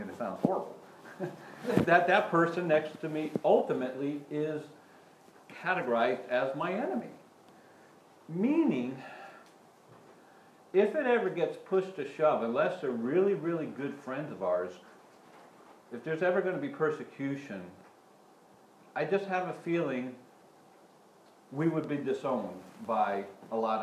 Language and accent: English; United States; growing up in America